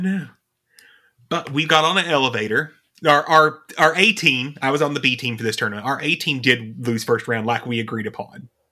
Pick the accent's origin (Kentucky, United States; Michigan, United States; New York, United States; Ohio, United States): Kentucky, United States; East; We're from Kentucky